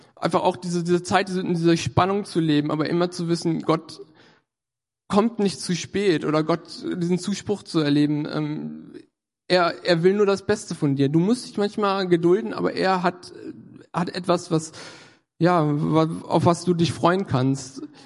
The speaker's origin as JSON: {"language": "German", "town": "Göttingen", "region": "Lower Saxony", "country": "Germany", "moved": "as an adult", "lives_now": "Hannover, Germany", "said": "war ich in Göttingen, da komme ich auch äh, her aus der Ecke."}